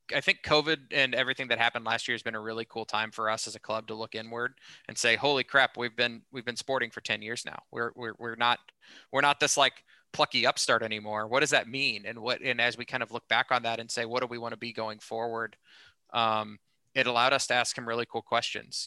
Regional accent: Kansas City, Missouri, United States; born or raised there

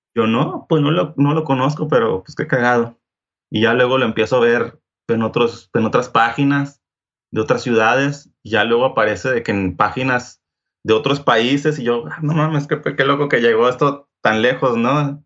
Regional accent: Culiacán, Sinaloa, Mexico; yo soy de Culiacán, Sinaloa

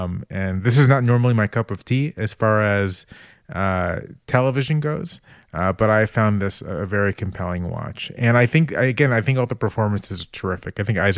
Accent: the South, United States; I'm going to play up the fact that I'm like a Southerner here. I'm just a humble country boy.

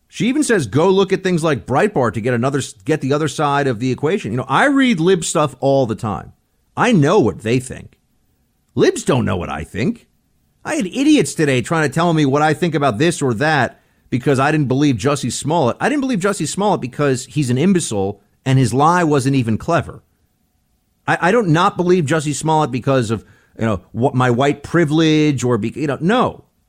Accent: New York, United States; born or raised there; moved away

